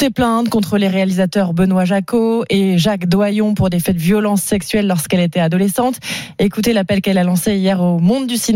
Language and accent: French; Kharkiv, Kharkiv Oblast, Ukraine; French is a second language; moved away as an adult; now in Gironde, France; J'ai essayé de revenir chez moi, à Kharkiv